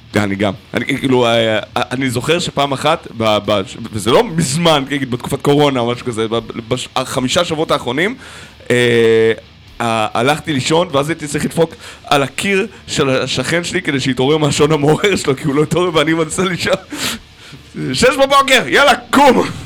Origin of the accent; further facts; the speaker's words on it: Nahariya, Northern District, Israel; אני מנהריה, לא מהקריות